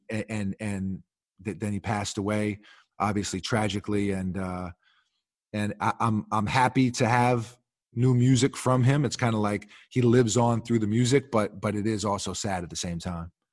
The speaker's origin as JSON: {"language": "English", "town": "New York City", "region": "New York", "country": "United States", "tie": "born or raised there", "said": "growing up in New York City"}